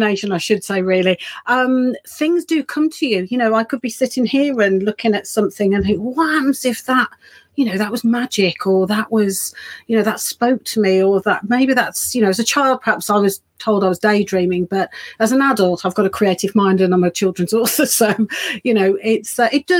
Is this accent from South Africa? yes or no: no; Birmingham, West Midlands, United Kingdom; moved away as an adult; now in Bridgnorth, United Kingdom; I am actually from Birmingham originally, so I sort of was brought up and did all my schooling and so on. Just until my early 20s